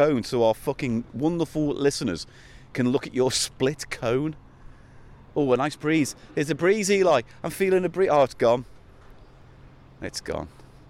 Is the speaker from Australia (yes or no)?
no; the Wirral, North West England, United Kingdom; Where I grew up on the Wirral